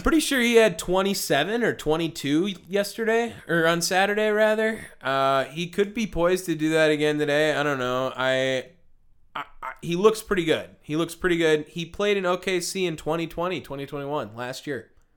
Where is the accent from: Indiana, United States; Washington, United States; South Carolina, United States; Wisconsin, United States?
Wisconsin, United States; Milwaukee; we are from Milwaukee, Wisconsin